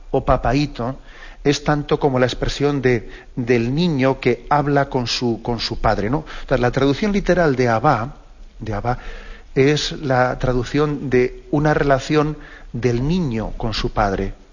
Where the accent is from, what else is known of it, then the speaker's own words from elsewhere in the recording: Basque Country, Spain; yo que soy vasco, pues también sé que, existe una, una, traducción de que es aitá, aitacho